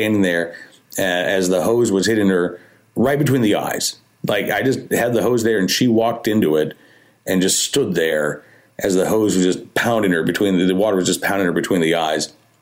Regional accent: Oklahoma, United States; now in Central Virginia, United States; I grew up in Oklahoma

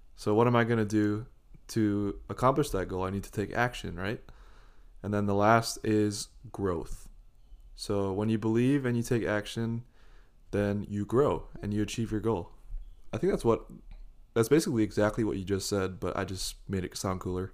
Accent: Hawaii, United States; I'm Japanese. I'm from Hawaii

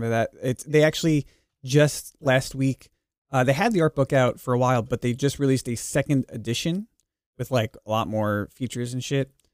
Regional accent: Long Island, New York, United States; I grew up on Long Island. I grew up riding those trains.

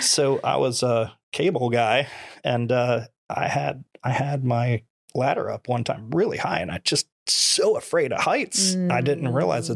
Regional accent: Nokomis, Florida, United States; also born or lived in New Jersey / Venice, Florida; I was born in New Jersey. I've been in Florida since I was five years old

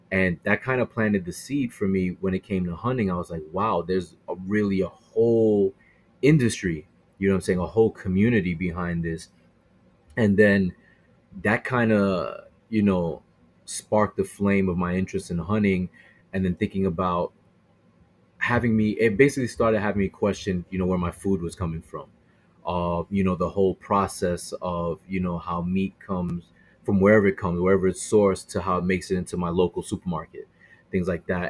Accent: Brooklyn, New York, United States; now in Queens, New York, United States; I'm actually born and raised in Brooklyn

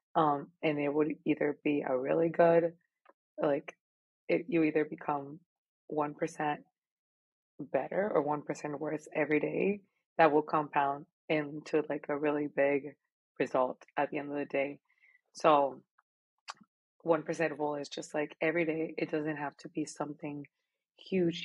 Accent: Monterrey, Nuevo León, Mexico; moved away as an adult; now in Austin, United States; I was born and raised in Monterrey, Mexico

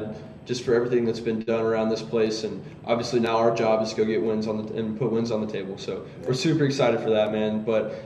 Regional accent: Georgia, United States; I'm from Georgia, so I grew up, you know, going to Tech games

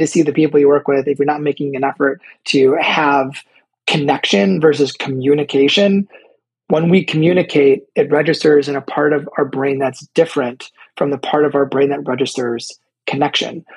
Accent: Chicago, Illinois, United States; I'm also from Chicago

